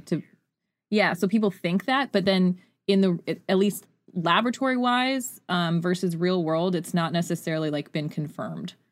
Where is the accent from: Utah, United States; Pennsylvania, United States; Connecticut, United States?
Utah, United States; growing up in Utah